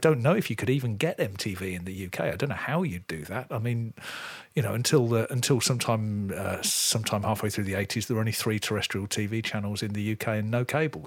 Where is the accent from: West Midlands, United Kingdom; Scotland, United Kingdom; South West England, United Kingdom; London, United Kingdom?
West Midlands, United Kingdom; near Coventry; I grew up in the Midlands, really close to Coventry